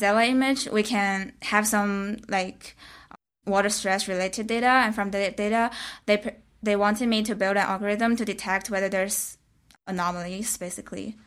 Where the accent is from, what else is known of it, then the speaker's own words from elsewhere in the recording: China; moved away as an adult; now in San Francisco, United States; I come from China. I just been in America for this program.